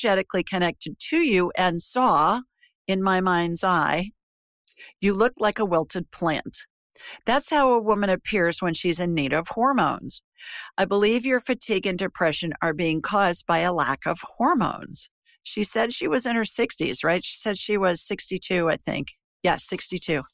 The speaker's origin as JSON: {"language": "English", "town": "Worthington", "region": "Ohio", "country": "United States", "tie": "born or raised there", "moved": "as an adult", "lives_now": "Alabama, United States", "said": "I grew up in Worthington, right next to Westerville, both suburbs of Columbus, Ohio."}